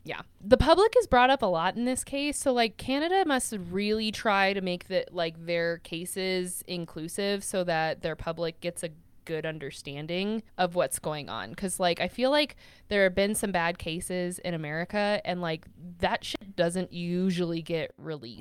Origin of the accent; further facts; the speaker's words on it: United States; I am American and I am white.